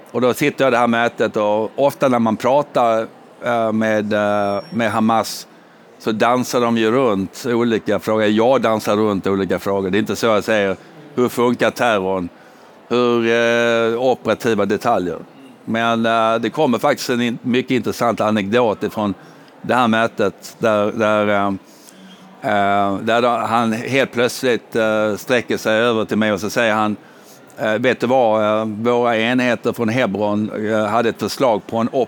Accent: United Kingdom; now in Sweden; jag kommer dock från Storbritannien där man lindar in mycket.

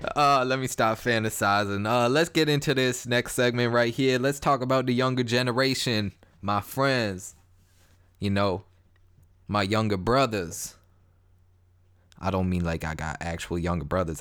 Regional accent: Toronto, Ontario, Canada; I'm from Toronto, Canada

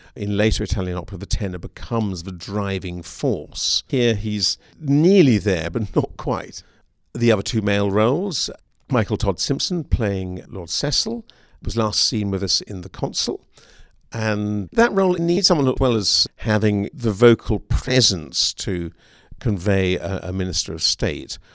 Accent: United Kingdom; now in Seattle, United States; As a Brit

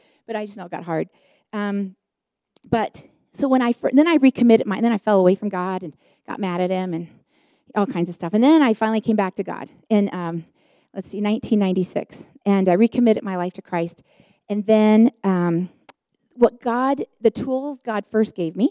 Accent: Chicago, Illinois, United States; moved away; also born or lived in Denver, Colorado; I was on staff at the church here in the Denver area, and I'm from Chicago

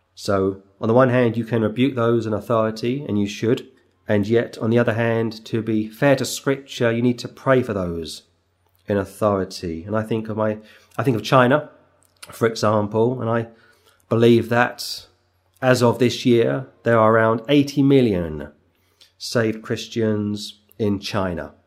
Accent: England, United Kingdom; as an Englishman

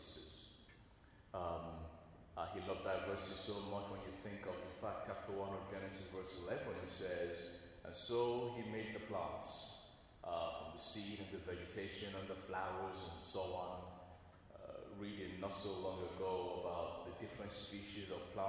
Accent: Nigeria; now in England; I grew up my early years there in Nigeria

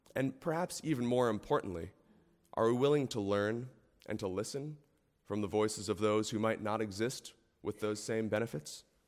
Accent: United States; as an American

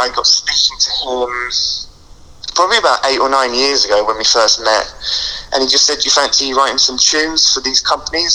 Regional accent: Colchester, East of England, United Kingdom; from Essex, a small town called Colchester

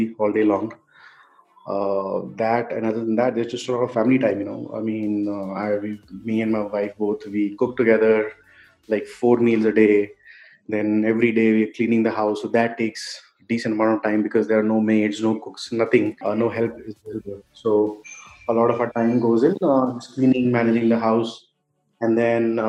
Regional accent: Delhi, India; now in Bangalore, India; I was born and raised in Delhi, but I live in Bangalore now.

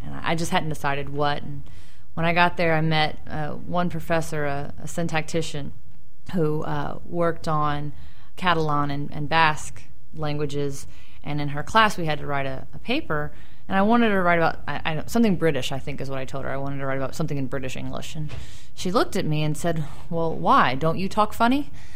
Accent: Louisville, Kentucky, United States; I'm actually a Kentuckian, born and raised. Right. I uh, grew up in Louisville, that other city

